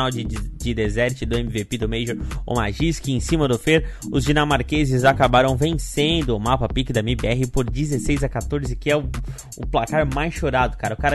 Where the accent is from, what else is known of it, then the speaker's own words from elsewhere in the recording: Brazil; porque a gente é brasileiro, mas a gente tem que falar a verdade, cara.